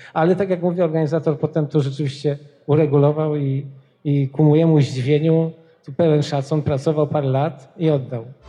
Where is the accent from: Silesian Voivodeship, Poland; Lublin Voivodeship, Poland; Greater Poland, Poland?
Greater Poland, Poland; Poznań; moved away; also born or lived in Wrocław; ja jestem z Poznania